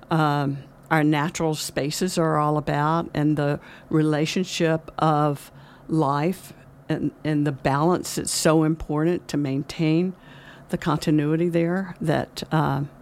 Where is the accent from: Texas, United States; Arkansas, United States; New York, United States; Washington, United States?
Arkansas, United States; El Dorado; moved away as an adult; also born or lived in Bangalore, India / Los Angeles, California; now in California, United States; I am actually originally from Arkansas. I grew up in El Dorado, Arkansas, the land of pine trees and oil wells. and I uh, came to California as an adult.